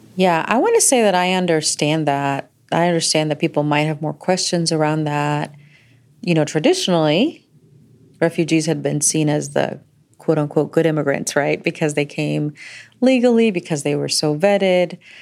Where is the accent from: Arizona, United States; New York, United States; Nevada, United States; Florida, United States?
Florida, United States; the community that we grew up with in Florida.